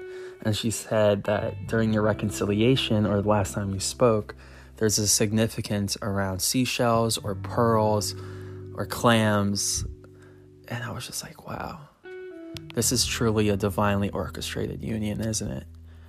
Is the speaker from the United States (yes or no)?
no; Philippines; I was from the Philippines, and I got her a bracelet.